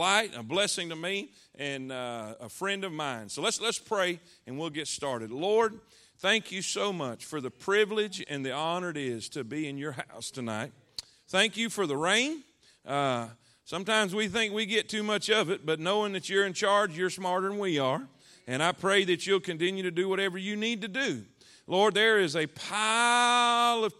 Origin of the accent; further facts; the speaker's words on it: South Florida, United States; moved away as an adult; I'm from South Florida, and there's no way it's God's will for a South Florida cracker to be up there